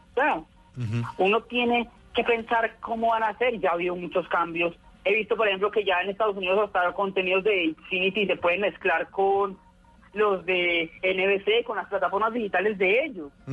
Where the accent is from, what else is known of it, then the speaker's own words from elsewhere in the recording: Armenia, Quindío, Colombia; now in Pereira, Colombia; Yo vivo en Pereira, pero yo nací en Armenia